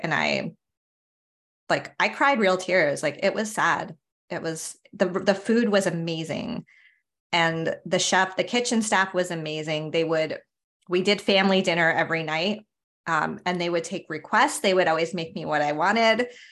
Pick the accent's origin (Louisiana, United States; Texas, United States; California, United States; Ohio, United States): California, United States; San Diego; moved away as an adult; also born or lived in New York City; I grew up in San Diego